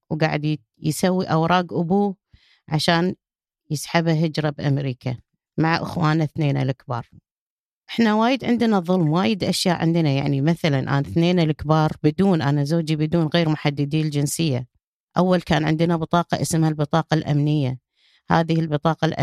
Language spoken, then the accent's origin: Arabic; Kuwait; قلت له ما أدفع ولا فلس أنا كويتية